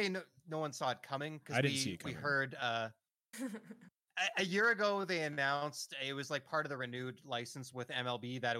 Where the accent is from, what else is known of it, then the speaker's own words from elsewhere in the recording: Canada; as a Canadian